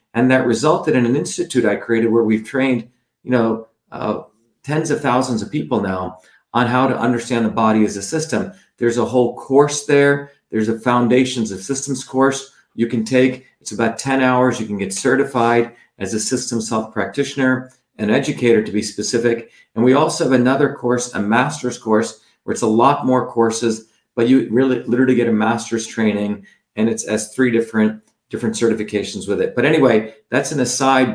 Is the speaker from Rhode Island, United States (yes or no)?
no; New Jersey, United States; New Jersey, my hometown where I grew up